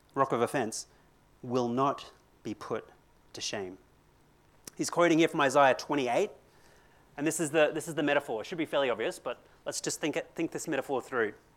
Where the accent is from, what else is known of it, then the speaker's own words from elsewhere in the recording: Brisbane, Queensland, Australia; also born or lived in Christchurch, New Zealand; I come from Brisbane